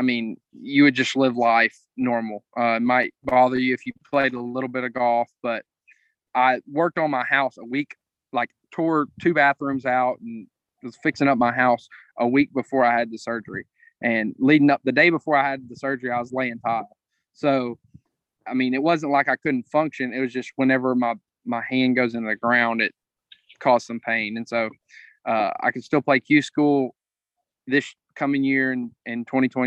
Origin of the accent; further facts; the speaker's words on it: Crockett, Texas, United States; I'm from Crockett, and we have a little 9-hole course just out of town